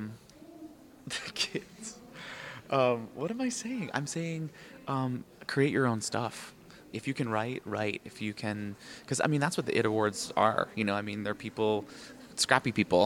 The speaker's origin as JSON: {"language": "English", "town": "New York City", "region": "New York", "country": "United States", "tie": "born or raised there", "said": "born and raised on Manhattan, Upper East Sider"}